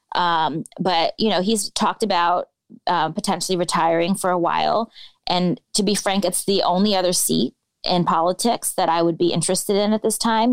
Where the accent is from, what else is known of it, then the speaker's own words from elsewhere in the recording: Bay Area, California, United States; moved away as an adult; now in Chicago, United States; I grew up in the Bay Area, you know, the progressive panacea